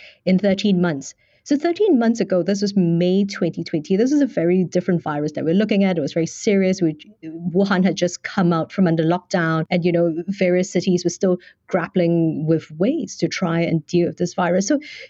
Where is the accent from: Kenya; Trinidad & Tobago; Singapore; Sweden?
Singapore; now in China; I'm from Singapore